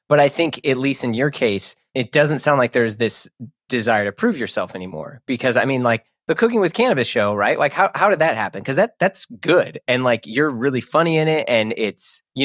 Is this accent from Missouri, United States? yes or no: yes; St. Louis, Missouri, United States; moved away; I grew up in St. Louis